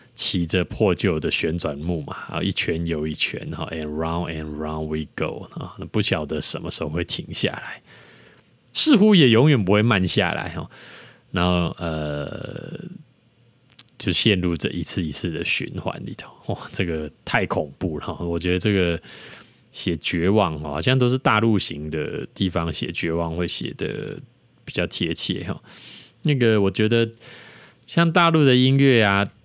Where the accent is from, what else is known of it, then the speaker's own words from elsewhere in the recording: Yingge, New Taipei, Taiwan; 我是住在台湾的一个 一个，这小，从小在一个莺歌小镇，啊，乡下长大的小孩